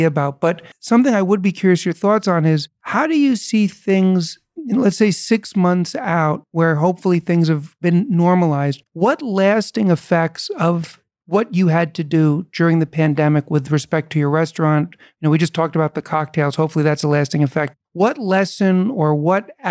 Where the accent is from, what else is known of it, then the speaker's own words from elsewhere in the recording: New York City, New York, United States; I was born and raised in New York City.